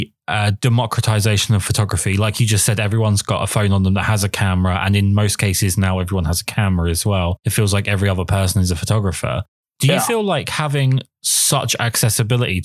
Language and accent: English; England, United Kingdom; I'm English.